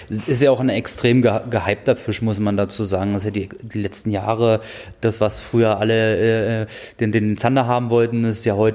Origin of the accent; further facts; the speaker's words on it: Brandenburg, Germany; also ich komme ja aus dem Dreieck Havelland ursprünglich, mhm. da mündet die Havel in die Elbe, das heißt, ich habe beide Gewässer zum Befischen